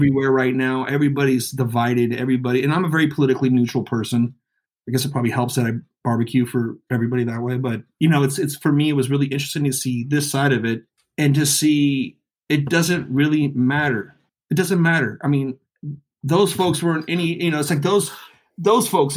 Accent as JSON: {"language": "English", "area": "the Bay Area", "region": "California", "country": "United States", "tie": "born or raised there", "said": "growing up in the Bay"}